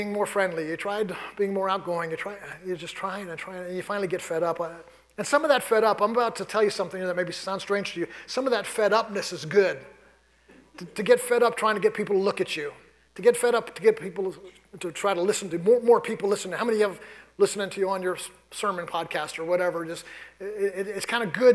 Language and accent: English; New York City, New York, United States; moved away; I grew up in New York City.